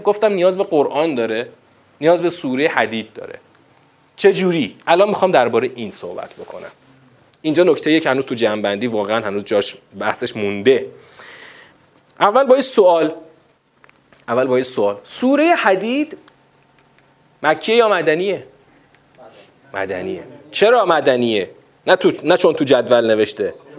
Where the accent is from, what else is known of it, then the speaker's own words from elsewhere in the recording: Iran; تو همین ایران مسلمان شیعه دوازده امامی خودمون